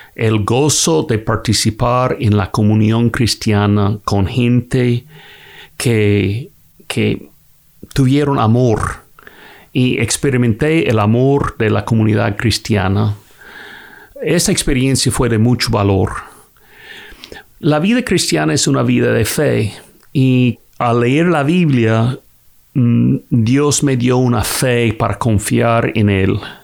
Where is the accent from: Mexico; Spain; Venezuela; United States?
United States; Kentucky; soy de Kentucky en los Estados Unidos.